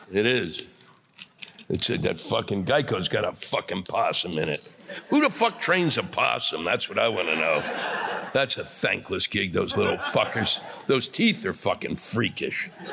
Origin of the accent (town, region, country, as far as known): New York City, New York, United States